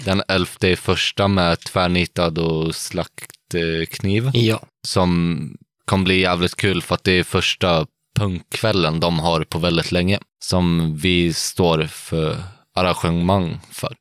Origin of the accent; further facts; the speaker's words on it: Sweden; Vi är svenskar